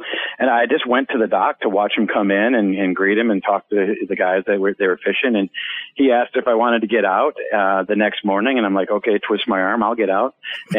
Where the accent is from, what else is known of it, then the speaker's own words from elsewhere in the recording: Minnesota, United States; I'm from Minnesota